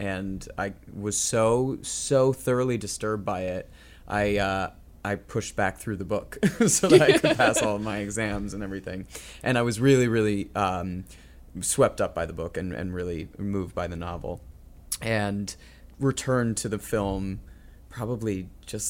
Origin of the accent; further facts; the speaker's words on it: Northern California, United States; I grew up in Northern California